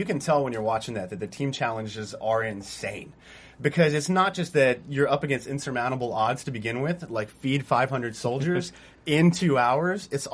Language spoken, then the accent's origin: English; Texas, United States; moved away; I'm from Texas, too, originally.